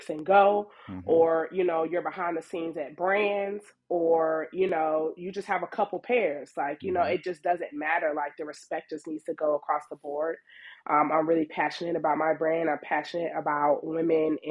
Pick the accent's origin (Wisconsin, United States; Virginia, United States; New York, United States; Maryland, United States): Virginia, United States; Virginia Beach; I'm from Virginia Beach.